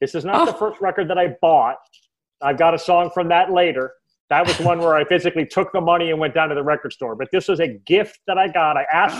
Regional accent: New York City, New York, United States; I'm from Brooklyn. I'm not even going to hide from it.

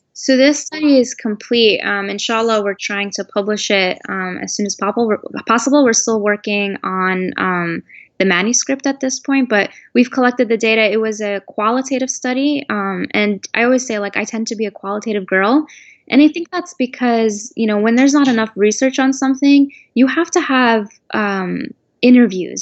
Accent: United States; I was born and raised in America. The only home I know is America.

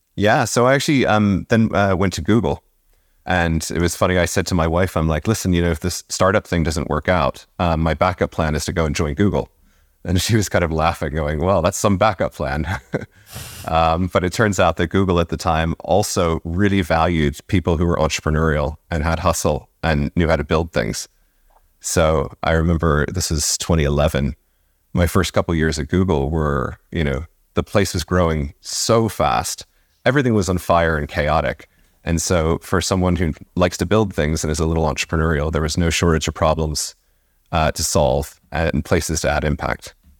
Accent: Virginia, United States; moved away as an adult; now in Dublin, Ireland; I was born in Virginia

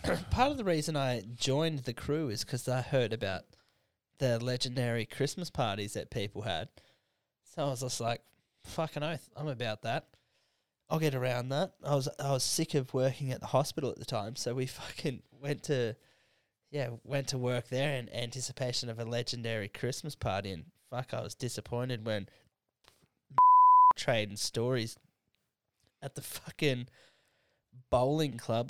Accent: Canberra, Australian Capital Territory, Australia

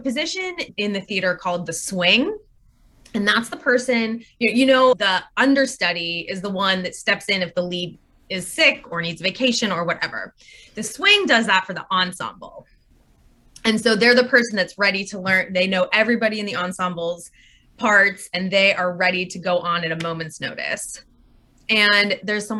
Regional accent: Pittsburgh, Pennsylvania, United States; moved away; also born or lived in New York; I grew up in Pittsburgh, Pennsylvania

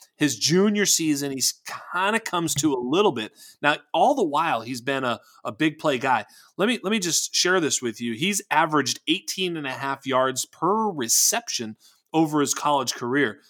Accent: Boston, Massachusetts, United States; I'm from Boston.

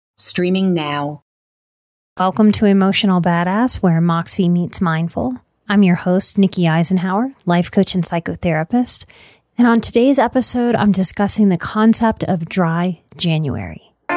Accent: New Orleans, Louisiana, United States; I come from New Orleans. This was really how I was raised

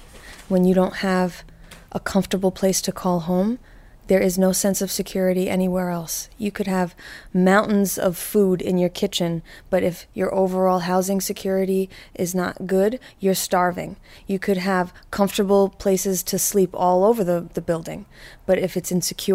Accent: New York, United States; I'm undeniable. I was born here. So you can't tell me I'm not a New Yorker, but now you have to tell me where I can sleep.

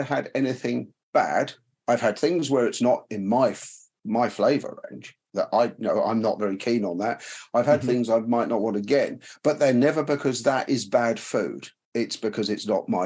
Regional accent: England, United Kingdom; I grew up in England

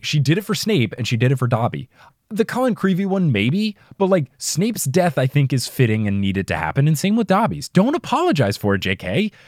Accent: New Jersey, United States; accent: New Jersey; my New Jersey accent

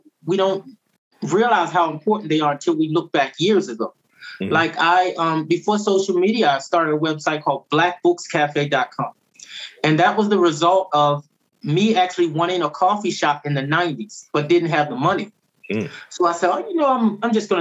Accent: Baltimore, Maryland, United States; moved away as an adult; now in Medellin, Colombia; I'm from Baltimore.

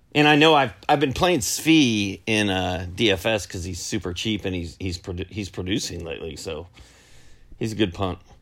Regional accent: Indiana, United States; now in Georgia, United States; I'm from Indiana. I live in Georgia

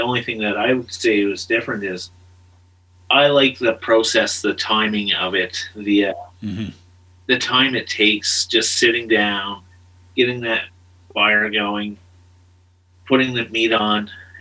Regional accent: Pictou, Nova Scotia, Canada; moved away as an adult; also born or lived in Halifax; now in Calgary, Canada; We both grew up in Nova Scotia. I grew up in a small town called Pictou.

